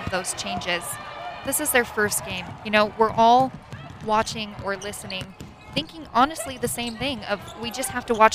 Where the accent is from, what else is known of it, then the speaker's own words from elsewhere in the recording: Midwest, United States; I knew you'd know I'm a Midwesterner.